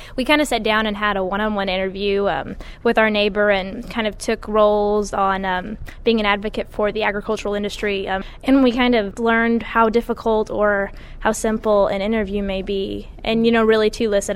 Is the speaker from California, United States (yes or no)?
no; Fenton, Missouri, United States; I'm from Fenton, Missouri. I was raised in the subdivision of Fenton